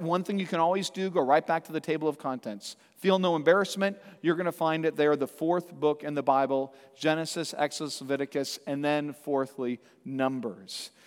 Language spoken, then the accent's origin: English; Santa Cruz, California, United States; growing up in Santa Cruz, California